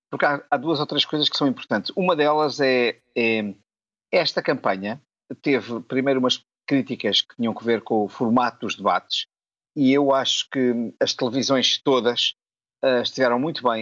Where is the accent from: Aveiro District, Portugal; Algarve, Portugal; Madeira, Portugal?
Madeira, Portugal; Funchal; moved away; estou na minha terra, estou no Funchal